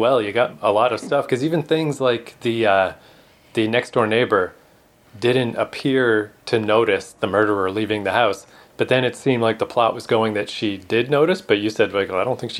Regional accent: Canada; as a Canadian, we don't have gas ovens

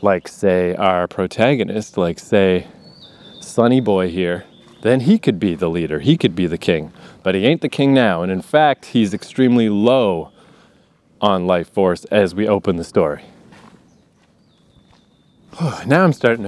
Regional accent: Eastern Canada, Canada; moved away; I grew up in Eastern Canada

